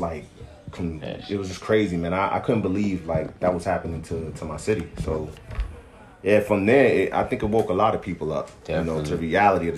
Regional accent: New York, United States; moved away; I'm from New York

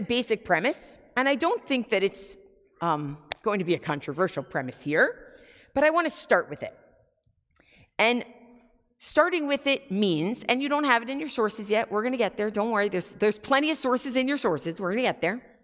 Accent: United States; as American Jews

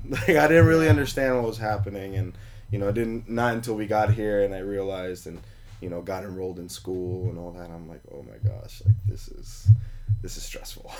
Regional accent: New York City, New York, United States; now in Las Vegas, United States; I was born in New York

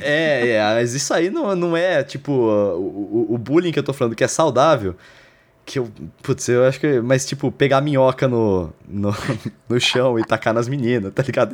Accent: Lençóis Paulista, São Paulo, Brazil; Lençóis Paulista, onde eu oh. cresci.

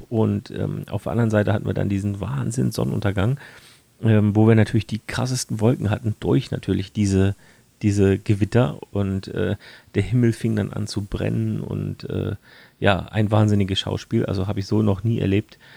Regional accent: Germany; bei uns in Deutschland

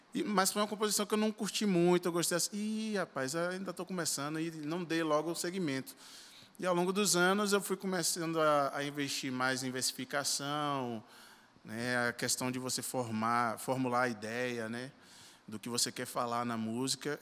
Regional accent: Salvador, Bahia, Brazil; Sou natural de Salvador

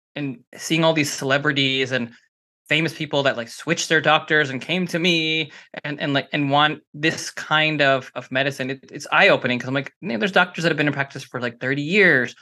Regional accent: Canada; now in Los Angeles, United States; I'm Canadian, so, you know, I used to coach hockey

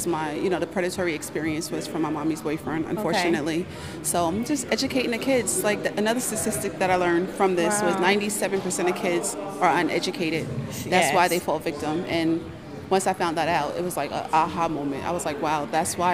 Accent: New York, United States; moved away as an adult; also born or lived in Kansas City, Missouri; I'm from New York. I'm the youngest of eight children. All of my sisters and brothers were pretty much older and out the house

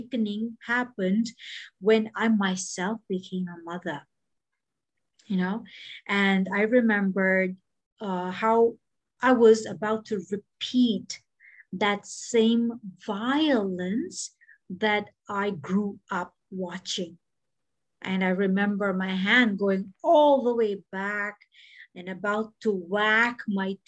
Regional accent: Bahrain; moved away; also born or lived in Mumbai, India; even when I was growing up in Bahrain and when I was in Mumbai

